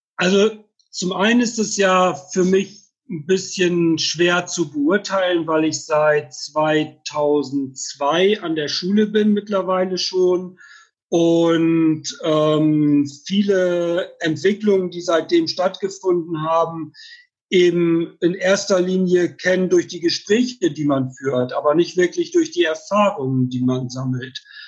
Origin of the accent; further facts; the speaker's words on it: Bremerhaven, Bremen, Germany; moved away as an adult; also born or lived in Freiburg; now in Heidelberg, Germany; Also ursprünglich ähm, komme ich dann tatsächlich aus Bremerhaven, bin dort geboren, habe ähm, dort 1983 mit der Ausbildung zum Orthopädietechniker angefangen